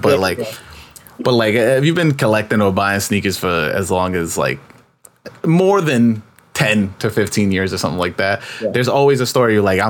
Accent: New York, United States; I'm from New York

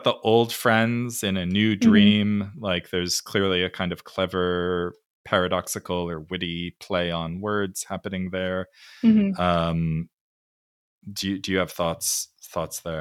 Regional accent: California, United States; I grew up in California

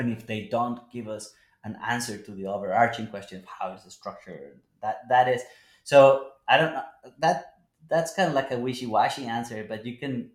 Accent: Colombia; now in United States; Colombia, my home country

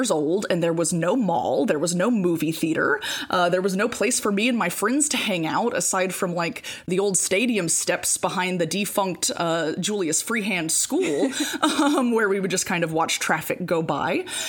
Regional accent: St. Francisville, Louisiana, United States; born and raised in St. Francisville, Louisiana. And, you know, I grew up very much like raised by parents who loved St. Francisville.

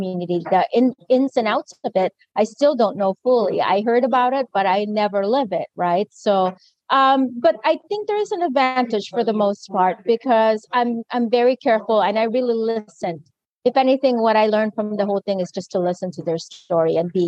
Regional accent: Philippines; my identity as Filipina and colonized identity

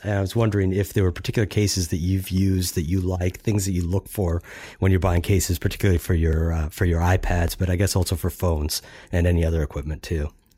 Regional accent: Minnesota, United States; as a Minnesotan

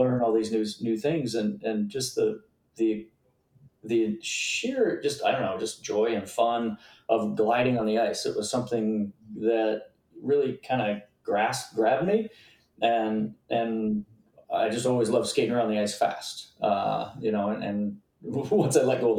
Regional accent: Cape Cod, Massachusetts, United States; I grew up on Cape Cod.

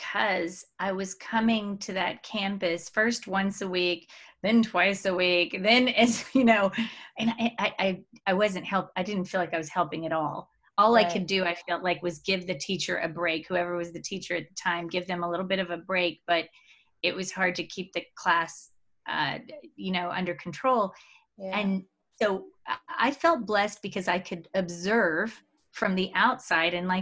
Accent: Mexico; moved away; I'm from Mexico

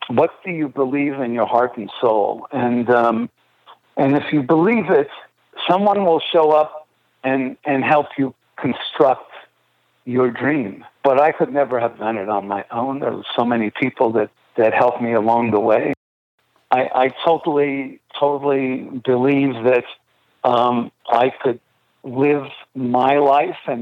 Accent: Montreal, Quebec, Canada; Growing up in Montreal, we obviously had, you know, French

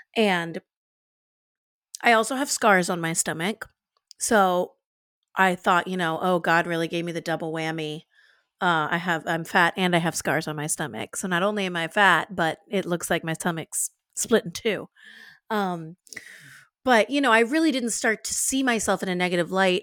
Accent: New Orleans, Louisiana, United States; I'm, I'm from New Orleans, I'm from the South

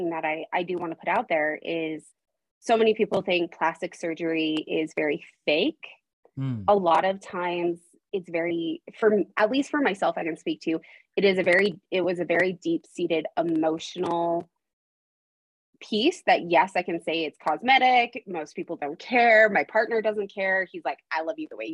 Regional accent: Idaho, United States; also born or lived in Arizona; I was born in Arizona, and at the age of 8, I moved to Idaho.

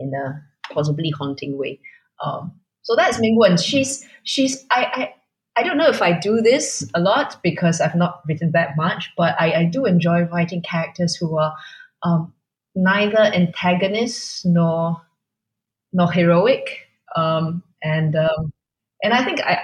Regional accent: Singapore; I am nevertheless Singaporean

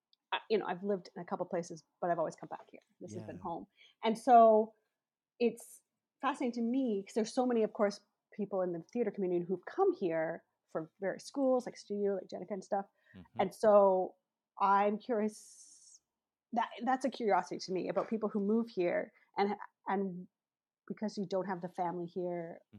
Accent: Vancouver, British Columbia, Canada; I'm from Vancouver. Like, I was born, right, raised here, and my family's here.

